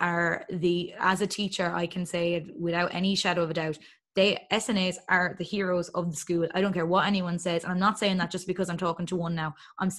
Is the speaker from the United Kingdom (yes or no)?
no; Longford, Leinster, Ireland; I am from Longford.